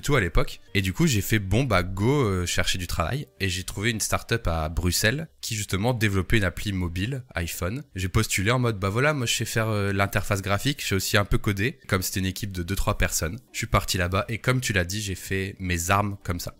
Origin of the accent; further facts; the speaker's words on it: the Nord, Hauts-de-France, France; je suis du Nord